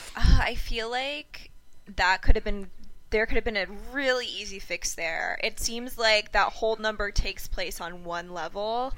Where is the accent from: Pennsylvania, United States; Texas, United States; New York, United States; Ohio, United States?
New York, United States; being a New Yorker